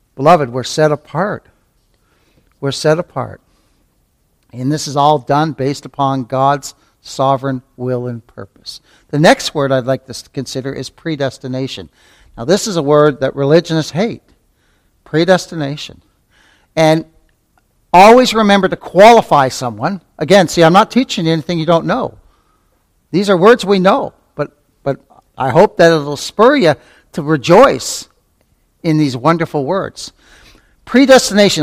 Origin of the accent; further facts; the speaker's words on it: Canada; when I was a little tyke growing up in Canada